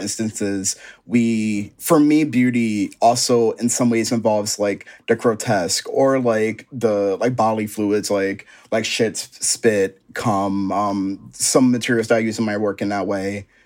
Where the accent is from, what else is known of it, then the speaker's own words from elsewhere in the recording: Philadelphia, Pennsylvania, United States; stay in Philly. Like, all my family's here, my inspiration. So much of my inspiration comes from my hometown